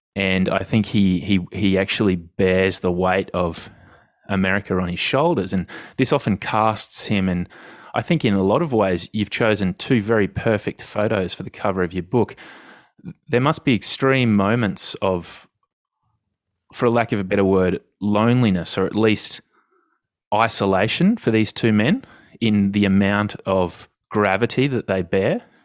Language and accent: English; Australia; as an Australian